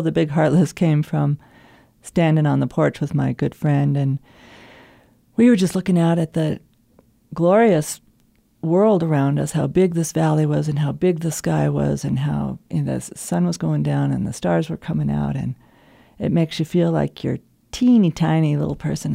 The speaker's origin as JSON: {"language": "English", "town": "Los Alamos", "region": "New Mexico", "country": "United States", "tie": "born or raised there", "also_born_or_lived": "Montana", "said": "my experience growing up in Los Alamos"}